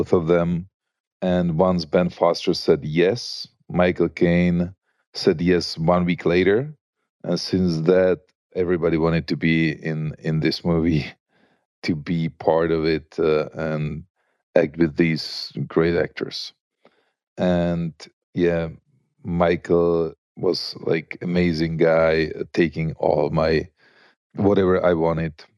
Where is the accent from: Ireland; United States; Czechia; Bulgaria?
Czechia; Prague; I grew up in Prague